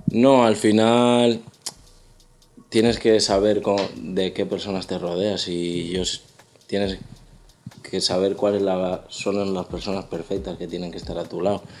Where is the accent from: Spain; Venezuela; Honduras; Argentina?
Spain; Bilbao, Basque Country; soy un cantante de Bilbao